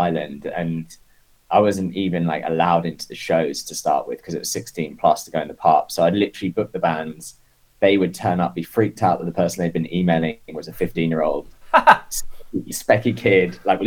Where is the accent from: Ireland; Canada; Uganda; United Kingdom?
United Kingdom; Isle of Wight, South East England; moved away as an adult; also born or lived in London; now in New York, United States; I was on the Isle of Wight, and you know, I'd like started to go to shows, I guess, when I was like 13